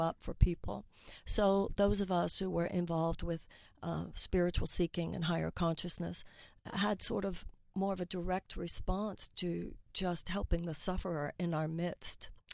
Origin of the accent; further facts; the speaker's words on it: United States; as an American